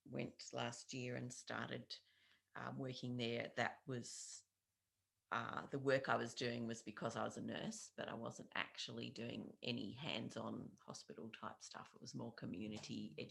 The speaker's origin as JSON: {"language": "English", "town": "Launceston", "region": "Tasmania", "country": "Australia", "said": "I am uh, more or less from Launceston. I've been living here for the last 21 years mm-hmm. and also some considerable time before that."}